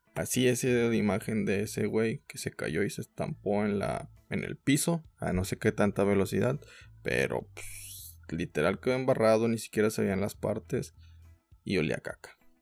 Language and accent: Spanish; Mexico; como mexicanos